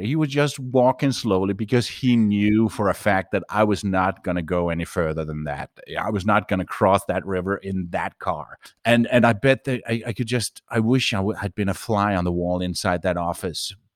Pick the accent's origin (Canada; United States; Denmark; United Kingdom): Denmark; moved away as an adult; I'm a Danish citizen, so I grew up in Denmark